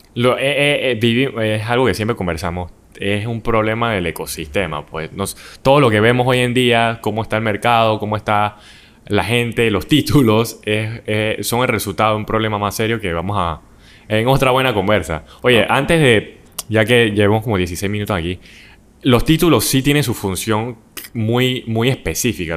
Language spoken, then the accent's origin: Spanish; Panama; nosotros como panameños